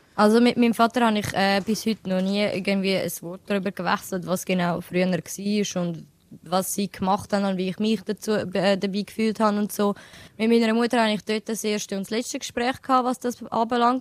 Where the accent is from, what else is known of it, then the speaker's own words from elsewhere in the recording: Switzerland; Ich sehe mich schon als Albanerin, aber ich bin offen und ehrlich, ich, ich, ich fühle mich mehr als eine Schweizerin. Ja. Aber auch durch das, dass ich halt da geboren bin und aufgewachsen bin